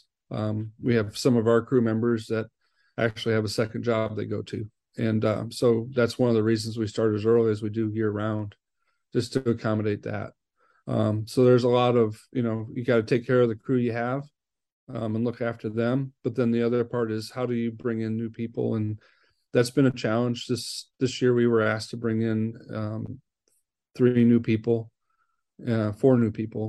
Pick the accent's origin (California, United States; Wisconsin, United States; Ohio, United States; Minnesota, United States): Wisconsin, United States; now in Fairfax, United States; I'm from Wisconsin